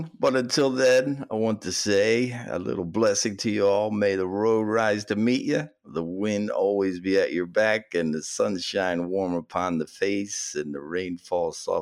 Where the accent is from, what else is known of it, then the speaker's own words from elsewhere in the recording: Philadelphia, Pennsylvania, United States; I grew up in Philadelphia